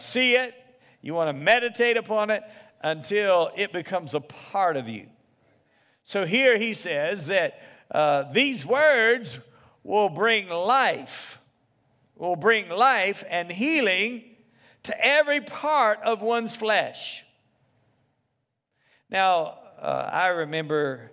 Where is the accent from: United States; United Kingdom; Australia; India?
United States; the South; I grew up in the South